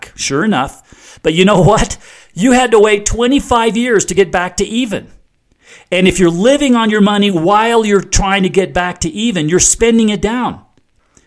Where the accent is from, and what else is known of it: United States